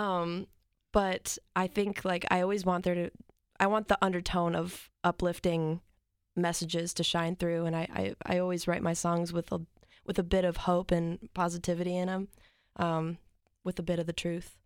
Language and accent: English; New Lenox, Illinois, United States; now in Nashville, United States; I'm from New Lenox, Illinois